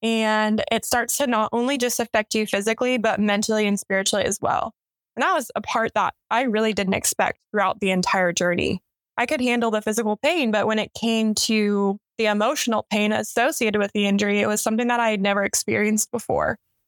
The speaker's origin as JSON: {"language": "English", "town": "Colorado Springs", "region": "Colorado", "country": "United States", "tie": "born or raised there", "said": "I grew up in Colorado Springs. My family is Air Force, so I moved around a little bit, but I call Colorado Springs home."}